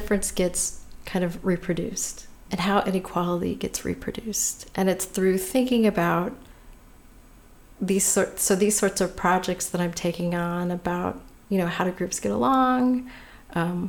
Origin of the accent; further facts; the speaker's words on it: California, United States; I was born and raised in California